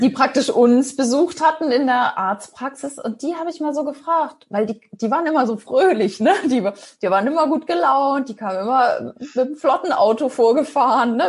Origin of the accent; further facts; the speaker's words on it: Ostholstein, Schleswig-Holstein, Germany; moved away as an adult; also born or lived in Kiel; now in Hamburg, Germany; bin ein gebürtiges Nordlicht, komme aus Ostholstein, kurz vor Fehmarn. Da bin ich aufgewachsen